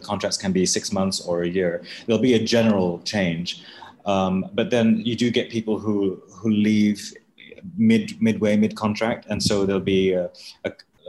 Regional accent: Malaysia; moved away; as a Malaysian

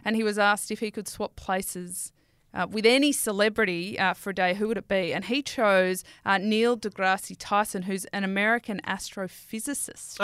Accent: Sydney, New South Wales, Australia; I'm from Western Sydney

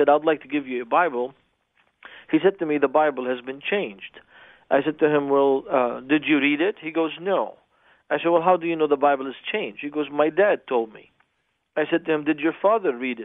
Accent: Beirut, Beirut Governorate, Lebanon; now in United States; I grew up in Beirut and the war started

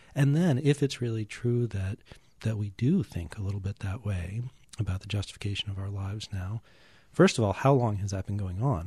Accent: Newton, Massachusetts, United States; I grew up just outside of Boston and Newton, and in those western suburbs

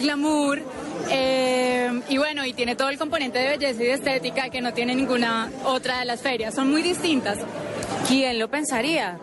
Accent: Cali, Valle del Cauca, Colombia; Yo soy de Cali también

